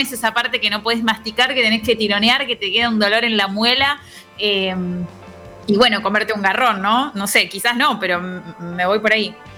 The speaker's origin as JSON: {"language": "Spanish", "region": "Buenos Aires", "country": "Argentina", "said": "un prejuicio medio porteño"}